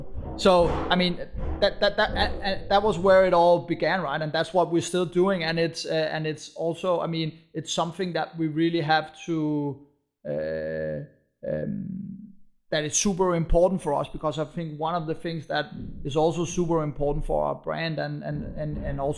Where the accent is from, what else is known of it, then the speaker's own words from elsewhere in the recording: Copenhagen, Capital Region of Denmark, Denmark; moved away as an adult; now in Berlin, Germany; we found the company in Copenhagen, and we are from Copenhagen, and we have, you know, Danish roots